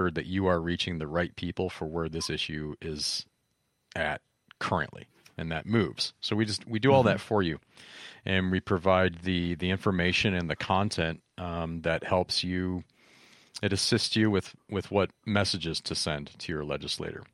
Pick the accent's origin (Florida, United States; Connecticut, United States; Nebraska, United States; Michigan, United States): Michigan, United States; moved away as an adult; now in California, United States; I grew up in Michigan. I lived there for 21, 22, 23 or something like